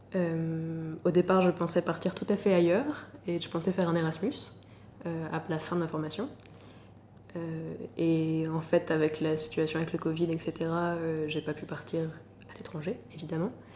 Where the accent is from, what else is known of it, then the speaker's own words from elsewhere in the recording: Normandy, France; also born or lived in Paris; now in Lyon, France; Je suis originaire de Normandie et j'habite actuellement à Lyon